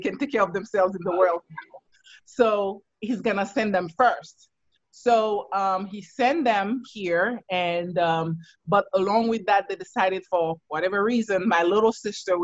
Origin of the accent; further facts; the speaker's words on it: Haiti; now in United States; I'm originally from Haiti. And growing up back then, because I am an 80s baby.